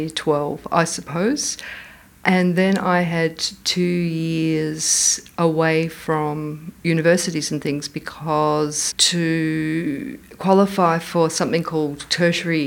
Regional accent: Frankston, Victoria, Australia; when I was a child growing up in Frankston

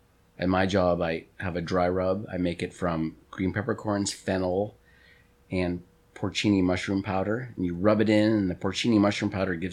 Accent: Cape Cod, Massachusetts, United States; moved away; And I grew up on Cape Cod.

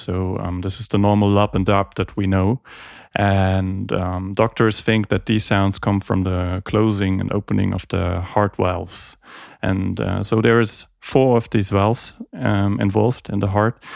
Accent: Heidelberg, Baden-Württemberg, Germany; also born or lived in Graz, Austria / Geneva, Switzerland; I was born and raised in Heidelberg, and came back here

